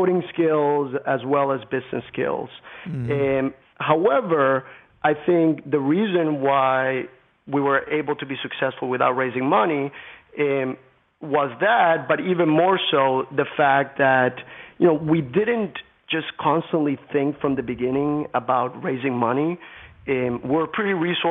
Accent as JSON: {"language": "English", "country": "Colombia", "tie": "born or raised there", "moved": "yes", "said": "I grew up in Colombia, the country in Latin America"}